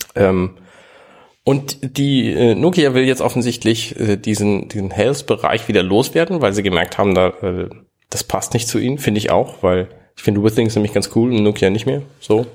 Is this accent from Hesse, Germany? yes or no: no; Hamburg, Germany; ich bin Hamburger